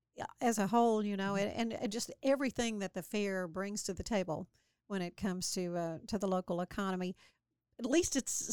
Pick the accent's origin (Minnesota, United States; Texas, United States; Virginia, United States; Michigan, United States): Texas, United States; Waco; growing up in Waco, you know, you have certain just earmarkers for the year